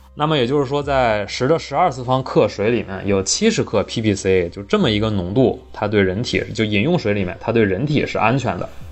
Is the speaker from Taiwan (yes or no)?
no; Northeast China, China; 我们东北人